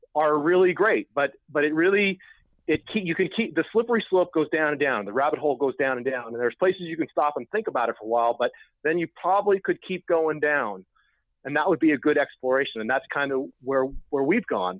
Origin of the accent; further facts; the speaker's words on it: Oakland, California, United States; we're from Oakland, we spent a lot of time at Occupy Oakland